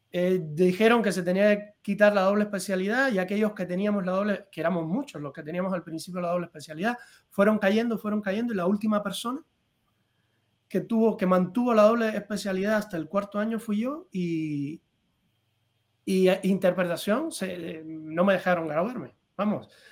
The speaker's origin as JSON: {"language": "Spanish", "country": "Cuba", "also_born_or_lived": "Madrid", "moved": "as an adult", "lives_now": "Spain", "said": "yo me fui de Cuba."}